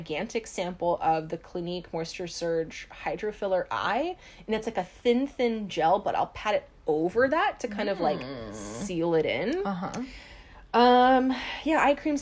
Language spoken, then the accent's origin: English; Hawaii, United States; we grew up in Hawaii.